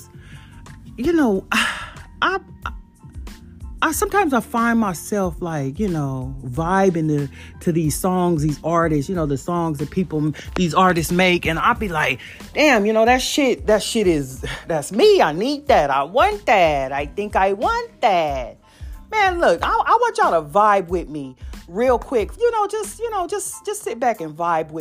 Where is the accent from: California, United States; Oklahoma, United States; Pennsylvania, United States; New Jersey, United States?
California, United States; San Bernardino; now in Fort Worth, United States; coming at you from Fort Worth, Texas, born and raised in San Bernardino, California.